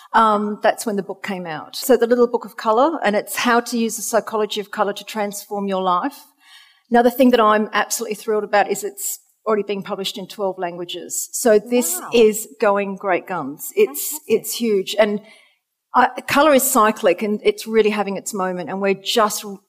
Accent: Australia; moved away; you can hear from my accent, I'm originally from Australia.

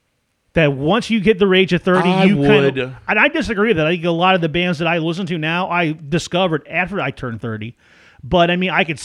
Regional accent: Franklin County, Missouri, United States; Growing up in Franklin County

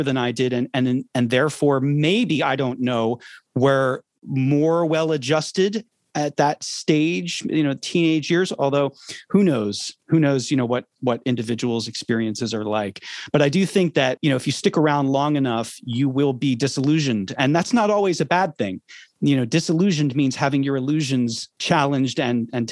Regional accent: Philadelphia, Pennsylvania, United States; I grew up in Philadelphia, Pennsylvania

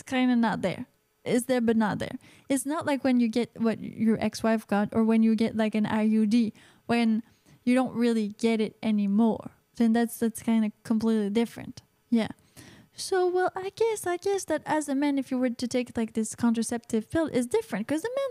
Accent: Canada; I'm Canadian

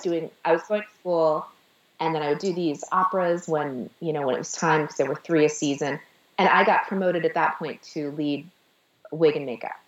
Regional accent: Sheffield, Massachusetts, United States; moved away as an adult; also born or lived in Staten Island, New York; now in Manhattan, United States; I'm from Sheffield, Massachusetts

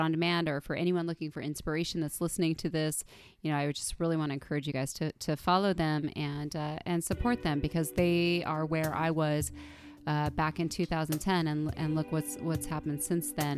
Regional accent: United States; I was born in the United States of America

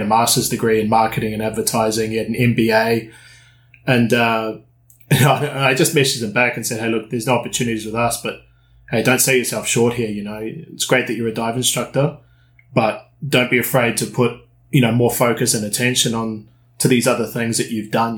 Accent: New Zealand; moved away; also born or lived in United Kingdom; I'm originally from New Zealand.

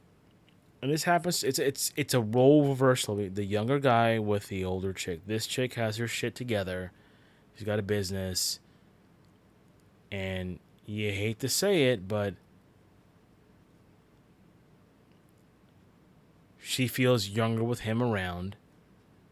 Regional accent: Union City, New Jersey, United States; moved away; also born or lived in Florida; I grew up in New Jersey and Union City, and every single morning when I would get up, I would see the New York skyline

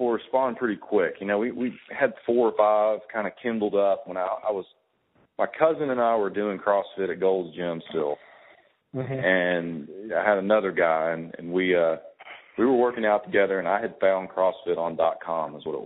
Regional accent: Birmingham, Alabama, United States; also born or lived in Atlanta, Georgia; I grew up in Birmingham.

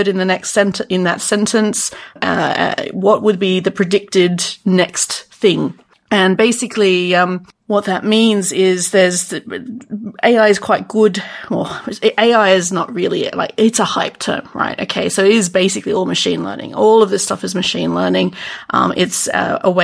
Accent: Sydney, New South Wales, Australia; I'm from about as south as possible, Sydney, Australia

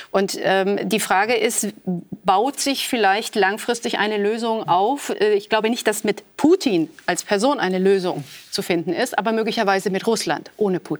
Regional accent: Romania; äh, aus der DDR, auch aus meiner Heimat, aus Rumänien

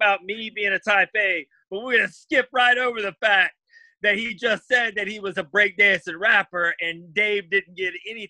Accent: Alabama, United States; I'm from Alabama.

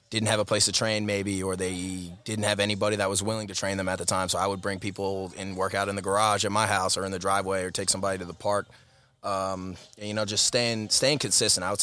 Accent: Greenlawn, New York, United States; I'm from Greenlawn, New York, uh, Harborfield School District, tiny little town in Huntington. Uh, grew up in the Harborfield District

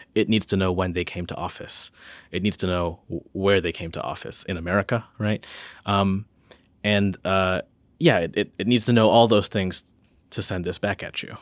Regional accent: Northern Illinois, United States; now in Charlottesville, United States; I'm from, I'm from Northern Illinois

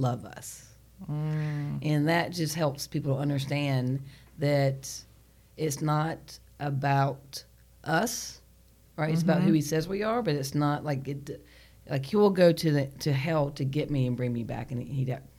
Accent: Charlotte, North Carolina, United States; I'm from here.

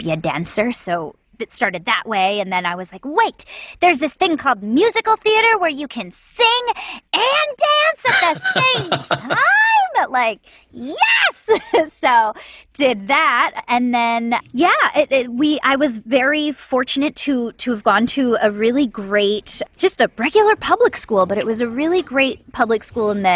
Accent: Santa Clarita, California, United States; I grew up in Santa Clarita, which is a suburb right outside of Los Angeles

